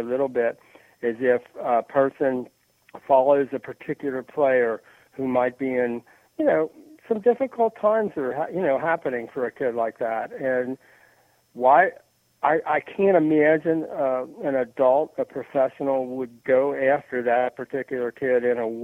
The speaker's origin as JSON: {"language": "English", "region": "the South", "country": "United States", "said": "I am from the South"}